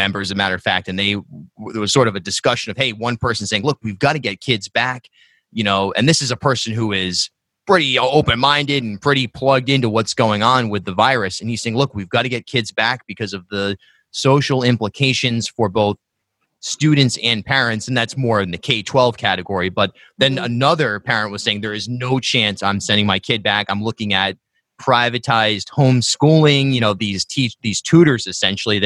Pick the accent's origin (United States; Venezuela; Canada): United States; South County, Rhode Island; I grew up in South County, Rhode Island, and then went to URI